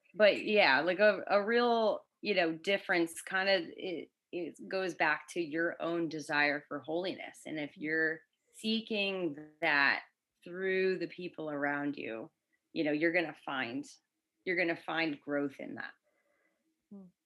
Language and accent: English; Connecticut, United States; moved away as an adult; now in Florida, United States; I've lived in Florida for seven years. I grew up in Connecticut